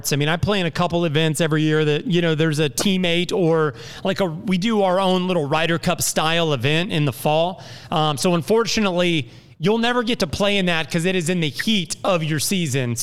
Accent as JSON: {"language": "English", "town": "Indianapolis", "region": "Indiana", "country": "United States", "moved": "yes", "lives_now": "Jacksonville, United States", "said": "I'm from Indianapolis"}